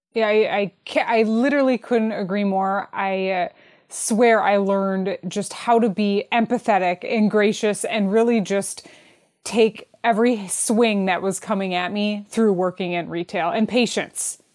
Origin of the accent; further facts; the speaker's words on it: Detroit, Michigan, United States; I'm from Detroit